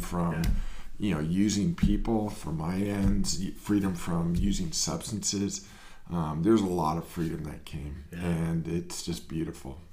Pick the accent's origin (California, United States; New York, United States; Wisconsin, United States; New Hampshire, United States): California, United States; Marin; also born or lived in San Francisco; I grew up in Marin